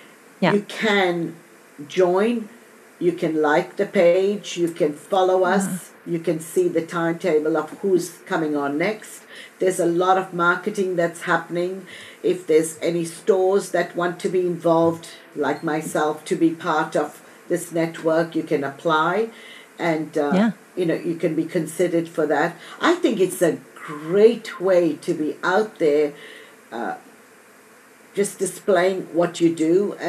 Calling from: Australia; every week I record and I'm live from Australia and it's Thursday morning for me.

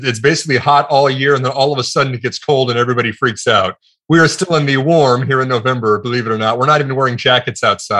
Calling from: Houston, Texas, United States; From Houston, Texas, here in the United States. The other side of the pond for you.

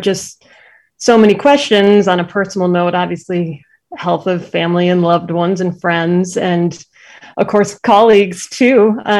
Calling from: Medford, Massachusetts, United States; I'm in Medford, Massachusetts right now, which okay. is just a little bit north of Boston.

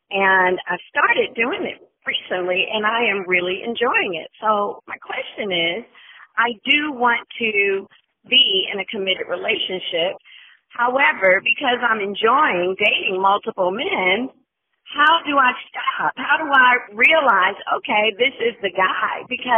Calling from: New York, United States; Hey, Stacey J … I am calling from Manhattan.

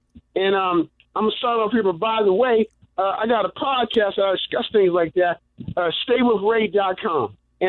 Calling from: Silver Spring, Maryland, United States; also born or lived in Würzburg, Germany; from Silver Spring. I'm here.

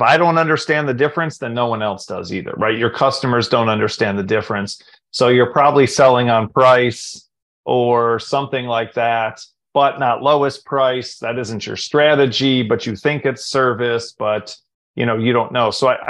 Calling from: Raleigh, North Carolina, United States; Calling in from Raleigh, North Carolina.

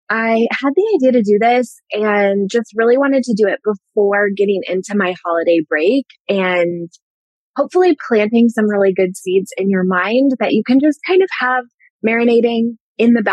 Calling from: Denver, Colorado, United States; I live in Colorado. I'm joining you from the Denver area right now.

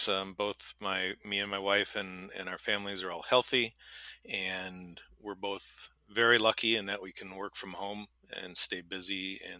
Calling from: New Glarus, Wisconsin, United States; I'm calling in from New Glarus, Wisconsin, a little town just south of Madison.

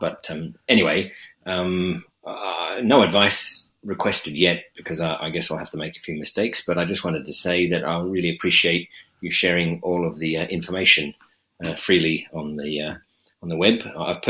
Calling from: Canberra, Australian Capital Territory, Australia; I'm calling from Canberra.

